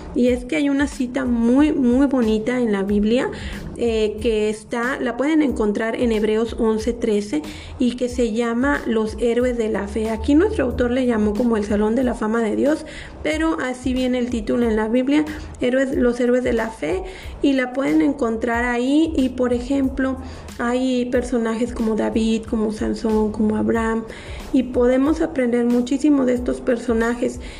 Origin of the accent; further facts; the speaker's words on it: Mexico; somos embajadores de aquí de México